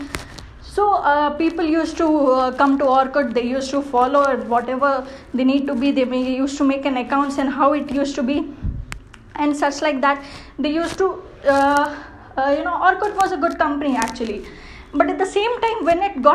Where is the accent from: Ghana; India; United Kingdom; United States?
India; being an Indian, being in India